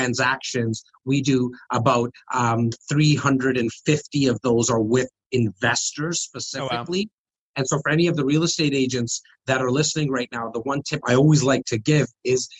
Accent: Toronto, Ontario, Canada; I'm born and raised here

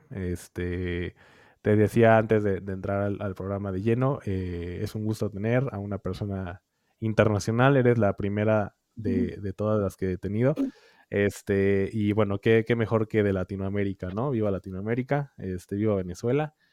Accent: Mexico; nosotros como mexicanos afortunadamente no conocemos y no vivimos

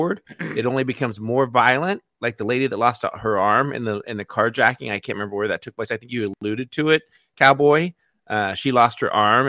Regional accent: Indiana, United States; also born or lived in Arizona; my home state of Indiana

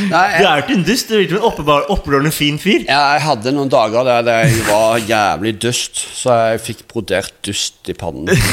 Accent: Rogaland, Norway; Jeg, jeg vokste opp på Jæren, og der var det veldig Harley-miljø.

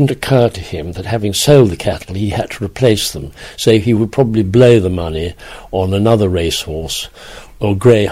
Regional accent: Ireland; also born or lived in Dublin / Leicestershire; we were born in Hatch Street, appropriately named, in Dublin, a Dublin nursing home, where lots of people, we were brought up at Ballinure

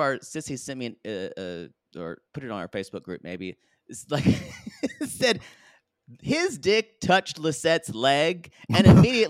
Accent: New York, United States; I'm a New Yorker, too, and I'm not used to cows.

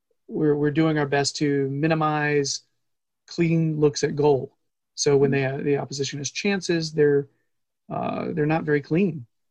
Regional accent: United States; because we're American.

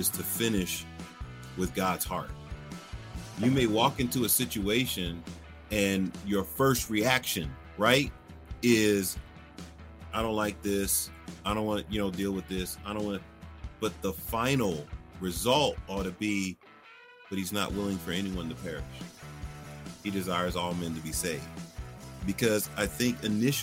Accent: Philadelphia, Pennsylvania, United States; moved away; I'm originally from Philadelphia

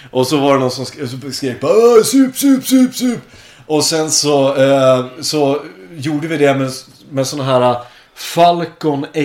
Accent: Hudiksvall, Gävleborg County, Sweden; born or raised there; also born or lived in Jämtland; now in Kungsbacka, Sweden

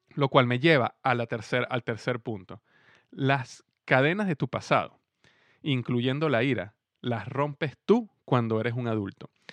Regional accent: Venezuela; now in Cincinnati, United States; mi país en este momento en Venezuela

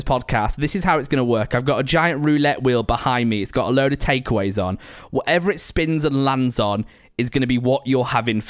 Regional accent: Preston, North West England, United Kingdom; I'm from Preston.

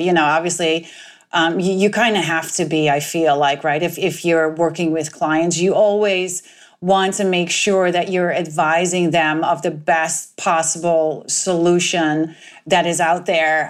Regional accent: Netherlands; moved away; I am originally from the Netherlands

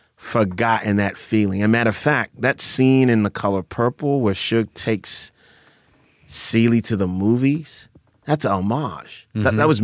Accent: Accra, Greater Accra, Ghana; moved away; So I grew up in Accra.

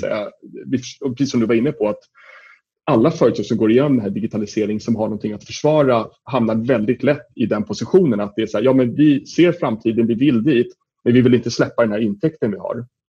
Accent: Sweden

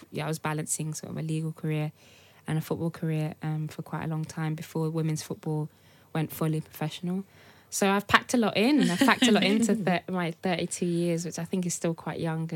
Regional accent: Birmingham, West Midlands, United Kingdom; also born or lived in Nigeria; I'm from Birmingham. That's all I knew growing up

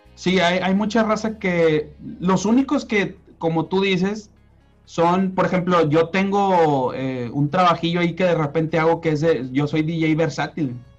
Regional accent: Monterrey, Nuevo León, Mexico; yo soy regio, yo toda mi vida he vivido, viví, he vivido aquí en Monterrey

